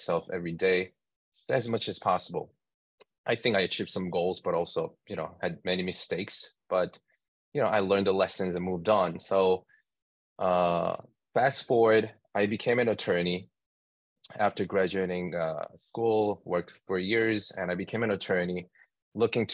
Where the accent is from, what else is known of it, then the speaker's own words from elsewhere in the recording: New York, United States; I'm from New York